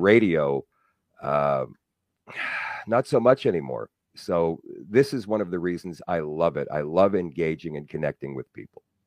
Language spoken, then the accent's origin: English; Winnipeg, Manitoba, Canada; I was happy here in my hometown. I grew up in Transcona.